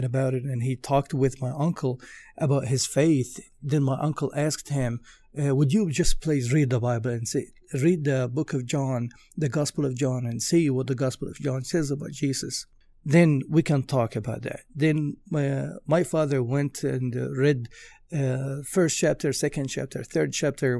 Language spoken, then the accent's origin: English; Egypt; now in Nashville, United States; I was born in Egypt in 1984 in a Christian family